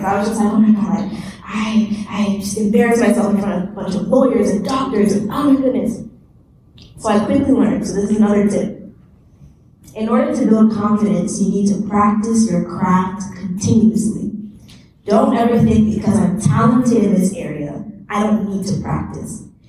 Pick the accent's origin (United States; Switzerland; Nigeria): Nigeria; And I'm Nigerian, so I was very excited to see this.